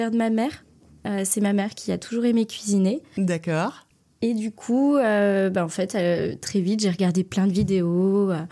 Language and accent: French; Valence, Auvergne-Rhône-Alpes, France; born there; also born or lived in Toulouse; Alors, je suis née à Valence, dans la Drôme. Euh, c'est pas forcément une région que je connais très bien. Mon père bougeait tous les trois ans, donc j'ai beaucoup déménagé en France.